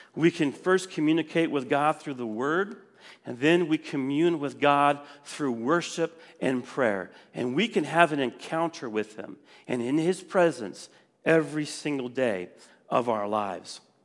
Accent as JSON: {"language": "English", "region": "Wisconsin", "country": "United States", "moved": "yes", "said": "I was from Wisconsin, and I just didn't want to move back."}